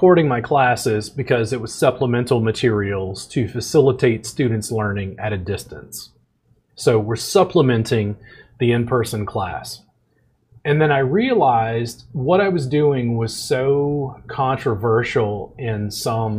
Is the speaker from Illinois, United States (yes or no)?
no; South Louisiana, United States; also born or lived in Central Texas; now in Texas, United States; I grew up in South Louisiana, and I live in Central Texas